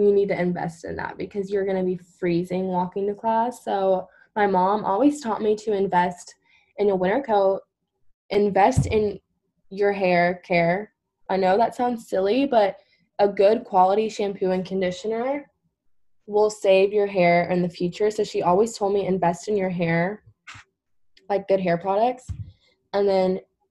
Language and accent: English; Louisville, Kentucky, United States; I'm from Louisville, an hour away.